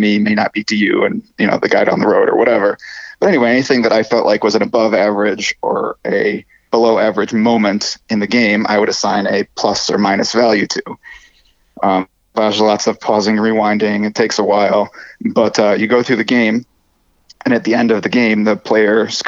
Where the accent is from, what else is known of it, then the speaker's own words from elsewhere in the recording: Detroit, Michigan, United States; I'm from Detroit